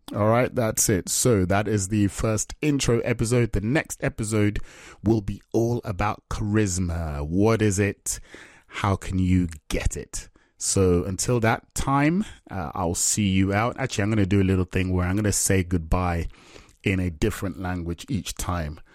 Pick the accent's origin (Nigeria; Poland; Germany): Nigeria; now in England; I'm Nigerian.